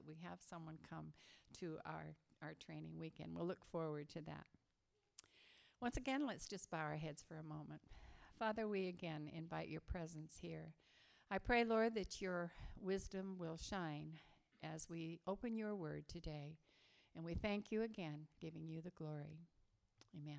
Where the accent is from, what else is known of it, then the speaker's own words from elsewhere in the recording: Massachusetts, United States; now in Hawaii, United States; actually I grew up in Massachusetts and New England